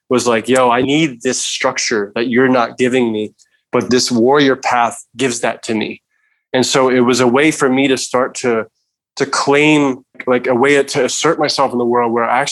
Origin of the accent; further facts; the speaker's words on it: New York, United States; As a male growing up in New York, I was involved with gangs and graffiti and all these things.